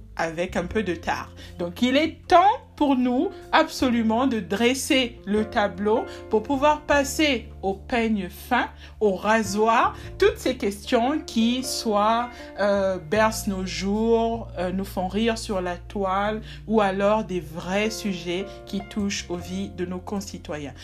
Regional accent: Republic of the Congo; also born or lived in South Africa; chez moi au Congo-Brazzaville

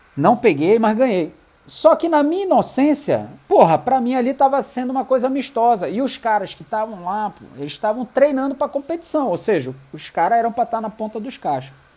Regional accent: Manaus, Amazonas, Brazil; eu sou de Manaus, tenho um restaurante assim, assim, assim

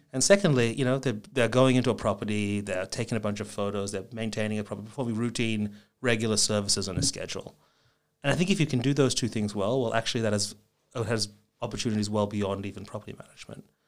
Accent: Melbourne, Victoria, Australia; moved away as an adult; also born or lived in Japan / San Francisco, United States; I grew up in Melbourne, spent, um, the first, you know, twenty odd years of my life there.

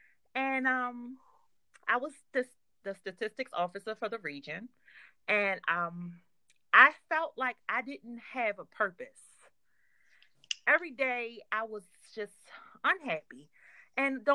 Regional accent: Baltimore, Maryland, United States; I'm from Baltimore.

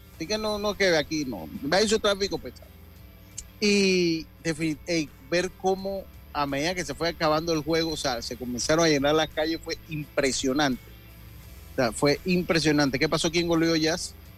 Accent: Los Santos, Panama; Yo soy panameño, hermano. Yo nací en la provincia de Los Santos

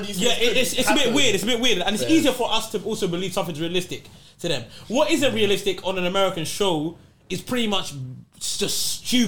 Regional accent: London, United Kingdom; also born or lived in Nigeria; being a Londoner

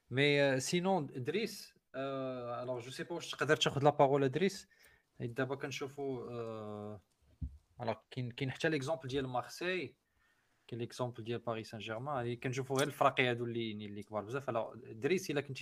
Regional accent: Morocco

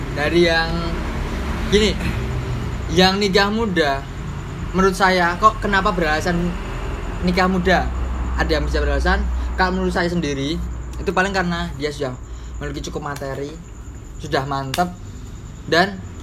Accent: Java, Indonesia; kita dari Jawa Tulen kita harus menjunjung bahasa Jawa tinggi-tinggi

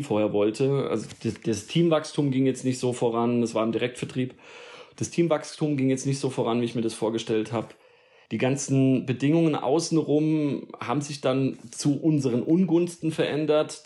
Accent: Darmstadt, Hesse, Germany; moved away as an adult; also born or lived in Odenwald; now in Allgäu, Germany; Ich bin in, äh, im Rhein-Main-Gebiet, also in Darmstadt geboren, ja. Mhm. Und äh, also in der Nähe von Frankfurt, südlich von Frankfurt und äh, bin da auch groß geworden

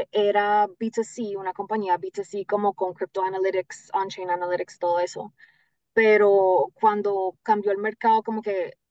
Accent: Florida, United States; accent: Colombian; yo nací acá en la Florida, yo vivo en el sur de la Florida, como una hora al norte de Miami, nací acá.

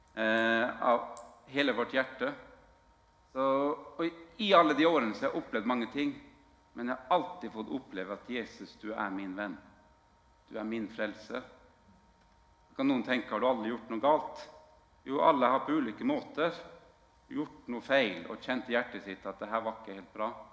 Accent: Northern Norway, Norway; moved away; jeg kommer jo fra Nord-Norge opprinnelig.

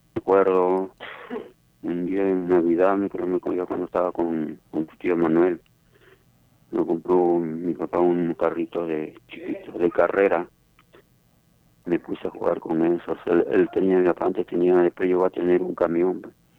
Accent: Palpa, Ica, Peru; moved away; also born or lived in Nazca; Yo nací en Palpa, Saramarca

